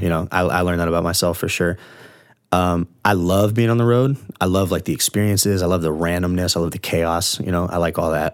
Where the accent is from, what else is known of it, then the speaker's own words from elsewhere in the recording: Largo, Florida, United States; I grew up in Orange Lake Village in Largo, which is kind of a, like, white, trashy neighborhood